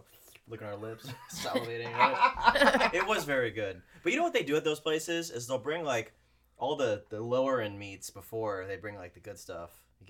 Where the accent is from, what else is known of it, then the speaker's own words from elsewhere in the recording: Texas, United States; moved away; I grew up in Texas